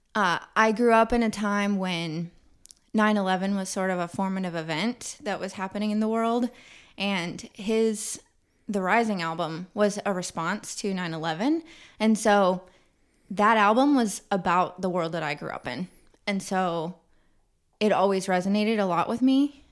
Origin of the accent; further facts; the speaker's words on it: Kansas City, Missouri, United States; Kansas City in the autumn time is my love song to my hometown.